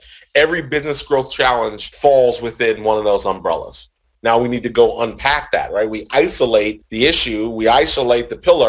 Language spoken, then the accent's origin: English; New Jersey, United States; now in Virginia, United States; Full disclosure, Rick, I live in Virginia. I'm from New Jersey.